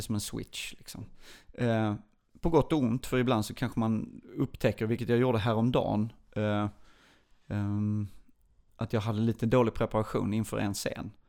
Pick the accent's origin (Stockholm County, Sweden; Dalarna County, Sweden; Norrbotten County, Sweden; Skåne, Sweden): Skåne, Sweden; Lund; also born or lived in Burlöv / Åkarp / United States; jag är från Lund